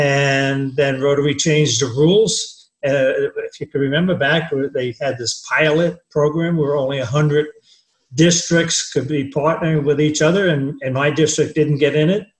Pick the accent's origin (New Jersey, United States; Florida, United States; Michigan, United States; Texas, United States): New Jersey, United States; moved away as an adult; also born or lived in San Diego, California / Florence, Oregon; now in Sarasota, United States; I'm 86. I grew up in New Jersey. I went to college in Staten Island. I was in the Army for 2 years.